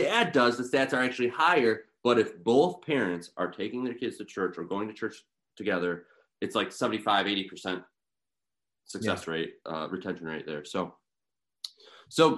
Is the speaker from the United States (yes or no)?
yes; Sterling Heights, Michigan, United States; moved away as an adult; also born or lived in East Coast; I ended up being the pastoral assistant at the parish I grew up at, St. John in Sterling Heights, Michigan